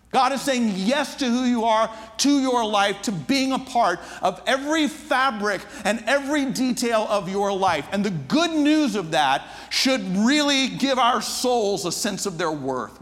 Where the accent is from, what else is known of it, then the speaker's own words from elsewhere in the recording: Atlanta, Georgia, United States; I'm from the States. From it, I grew up in Atlanta